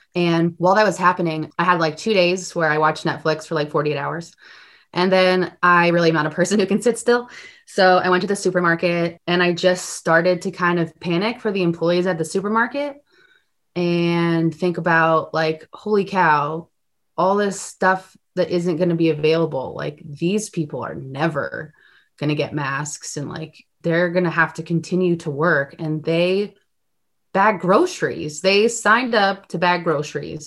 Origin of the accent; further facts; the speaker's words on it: Glastonbury, Connecticut, United States; moved away as an adult; also born or lived in Worcester, Massachusetts; now in Los Angeles, United States; I was born in Los Angeles, California, and I grew up in Glastonbury, Connecticut